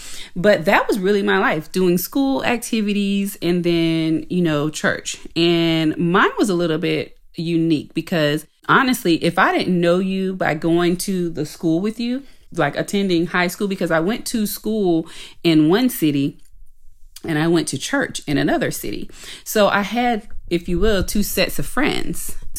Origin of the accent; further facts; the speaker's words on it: Shelby, North Carolina, United States; Actually, I was raised in Shelby, North Carolina. That's where I went to school.